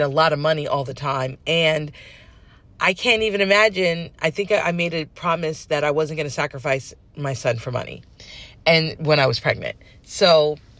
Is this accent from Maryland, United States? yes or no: no; California, United States; moved away as an adult; also born or lived in New York City; I'm not a New Yorker, I'm a California girl